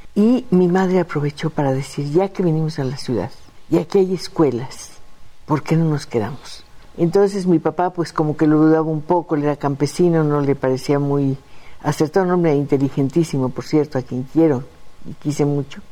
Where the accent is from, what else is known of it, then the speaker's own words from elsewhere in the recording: Mexico City, Mexico; also born or lived in San Felipe Torres Mochas, Guanajuato / San Luis Potosí; Yo era muy niña cuando llegué a la Ciudad de México, de haber tenido unos cinco años